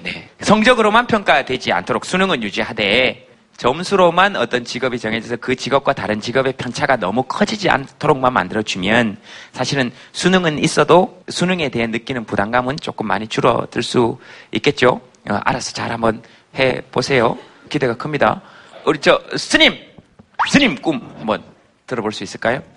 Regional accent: Yeongcheon, North Gyeongsang, South Korea; 제 고향인데.

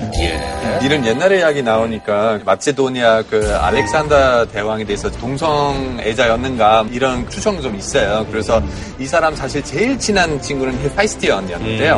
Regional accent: Hamburg, Germany; Korean is a second language; now in South Korea; 저의 고향 함부르크인데

